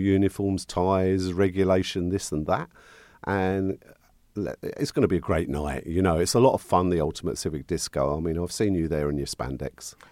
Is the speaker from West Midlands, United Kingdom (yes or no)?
no; St Albans, East of England, United Kingdom; moved away; my hometown, Saint Albans.